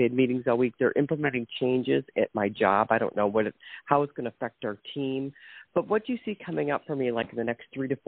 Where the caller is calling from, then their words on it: Ohio, United States; I'm from